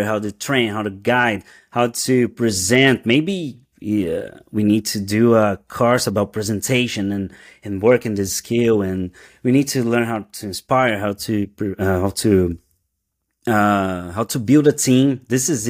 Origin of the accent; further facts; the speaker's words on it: Brazil; English is a second language; moved away as an adult; also born or lived in São Paulo, Brazil; now in New York City, United States; we moved from Brazil. We just arrived in the US.